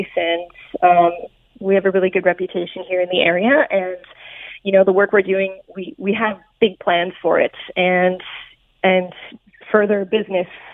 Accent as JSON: {"language": "English", "country": "Canada", "said": "as a Canadian"}